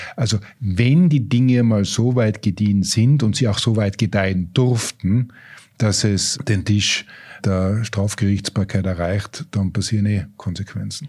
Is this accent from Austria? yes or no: yes; Tyrol, Austria; als Tiroler